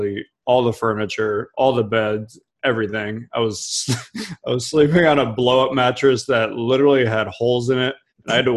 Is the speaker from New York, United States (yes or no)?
no; Cleveland, Ohio, United States; I grew up in Cleveland